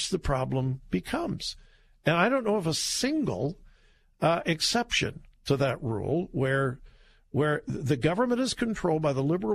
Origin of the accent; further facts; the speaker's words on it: California, United States; moved away; also born or lived in Columbus, Ohio; My home state of California